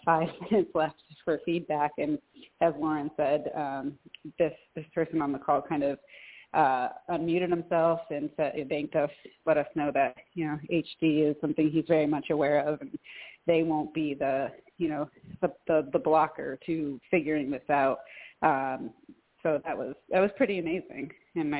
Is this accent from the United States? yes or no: yes; Western Massachusetts, United States; now in Troy, United States; I live in Troy, New York, and I'm originally from Western Massachusetts